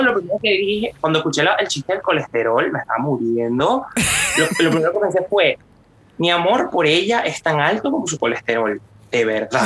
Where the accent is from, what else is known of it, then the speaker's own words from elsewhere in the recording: Venezuela; moved away; yo soy de Venezuela